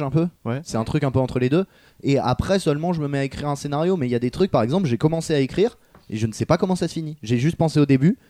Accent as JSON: {"language": "French", "country": "France", "said": "on est français"}